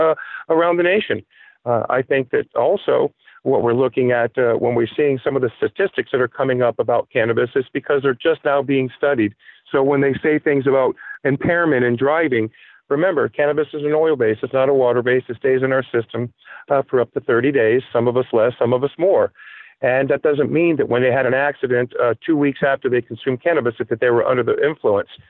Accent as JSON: {"language": "English", "town": "Palm Beach", "region": "Florida", "country": "United States", "tie": "born or raised there", "moved": "as an adult", "lives_now": "New Hampshire, United States", "said": "I was born and raised in Palm Beach, Florida. I spent the better part of 30 years in South Florida, and I moved to New Hampshire"}